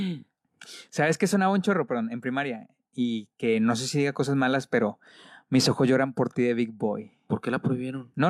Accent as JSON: {"language": "Spanish", "country": "Mexico", "said": "Soy mexicano, sí les puedo decir eso."}